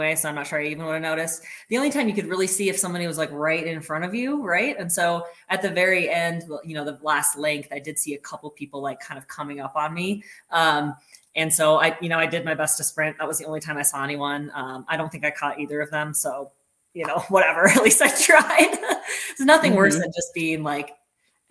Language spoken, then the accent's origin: English; Minnesota, United States; I grew up in Minnesota, which is close to Canada.